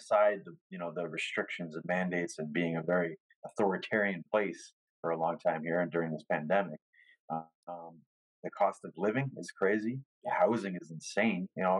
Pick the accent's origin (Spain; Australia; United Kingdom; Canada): Canada; Hamilton, Ontario; I've had a lot of family members that were from here, like me, born and raised in Hamilton